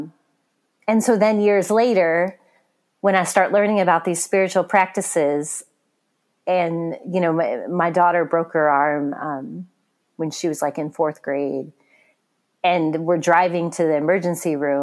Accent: Missouri, United States; moved away as an adult; now in Michigan, United States; a trip home to Missouri

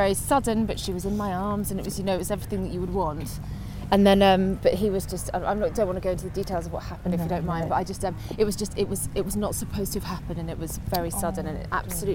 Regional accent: Guernsey; moved away as an adult; also born or lived in Alexandria, Scotland / Liverpool; Guernsey was where I grew up

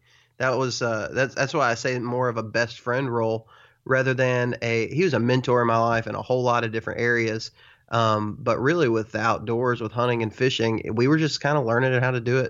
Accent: Texas, United States; I grew up in West Texas where it's such a different, it's just a different game.

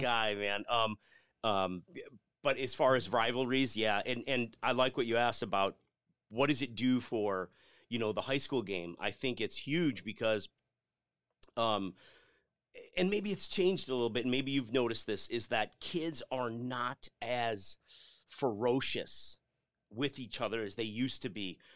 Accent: Lombard, Illinois, United States; moved away as an adult; also born or lived in DeKalb, Illinois; now in Arizona, United States; I grew up just outside Chicago in a town called Lombard.

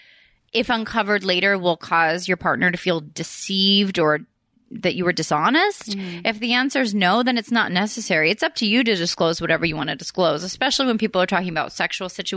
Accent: Philadelphia, Pennsylvania, United States; I'm from Philly. I'm from right by Jersey.

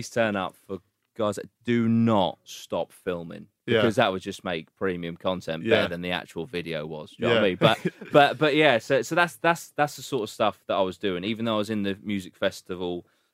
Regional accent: a village just outside Great Yarmouth, East of England, United Kingdom; it's a lovely village just outside.

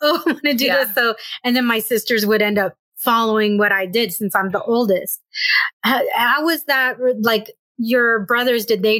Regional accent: Escondido, California, United States; North County is where I grew up in Escondido.

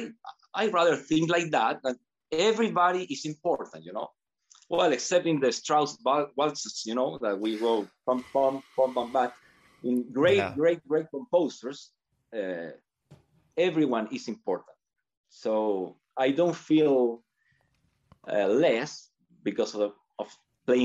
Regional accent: Chile; also born or lived in United States; I decided to come back to Chile and I joined the Sinfonica when I was 23

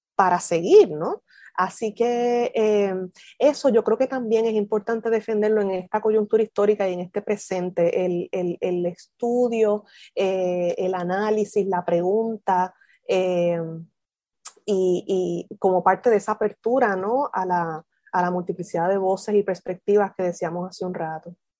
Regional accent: Isabela, Puerto Rico; moved away as an adult; also born or lived in Mayagüez / Durham, North Carolina; originalmente soy de Isabela, pero, pero no tuve relación, o sea, sí tuve, pero muy poquita, muy escasa, relación con la costa, a pesar de que crecí en Isabela

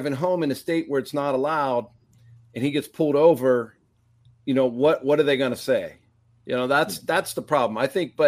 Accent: Pittsburgh, Pennsylvania, United States; growing up in Pittsburgh and going through the 70s

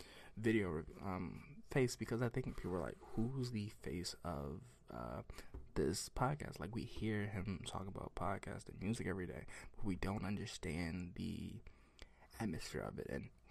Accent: the South, United States; I'm from the South

